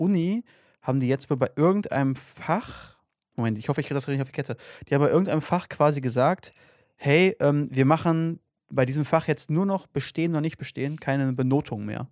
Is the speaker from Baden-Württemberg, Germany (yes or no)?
no; North Rhine-Westphalia, Germany; wir kommen ja aus NRW ähm, und hier gibt es ja Gesamtschulen